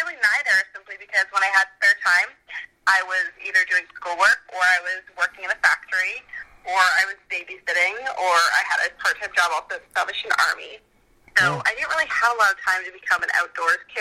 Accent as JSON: {"language": "English", "town": "Owen Sound", "region": "Ontario", "country": "Canada", "tie": "born or raised there", "moved": "yes", "lives_now": "Los Angeles, United States", "said": "I grew up in Owen Sound, Ontario"}